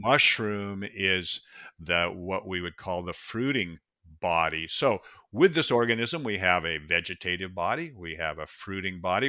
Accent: Pacific Northwest, Washington, United States; I was born and raised in the Pacific Northwest, and it's such a beautiful place. We have forests. It's the Evergreen State

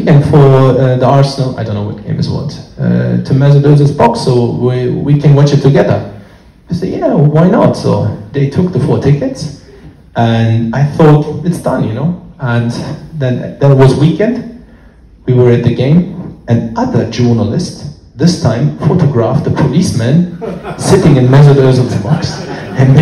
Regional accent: Germany; moved away as an adult; also born or lived in London; I'm born and raised in Germany

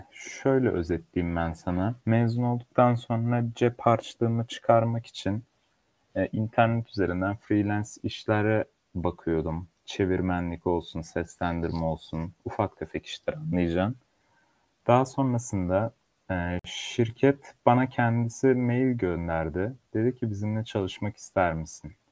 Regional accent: Turkey; also born or lived in Nuremberg, Germany; 3 Ocak 1999'da Almanya'nın Nürnberg şehrinde dünyaya geldim. Babamın mesleğinden ötürü Türkiye'ye geri dönüş yaptık. Orada yaklaşık iki sene kaldıktan sonra.

